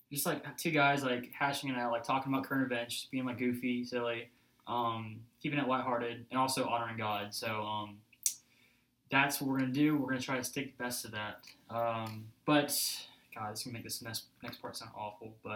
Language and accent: English; Alabama, United States; I grew up in Alabama.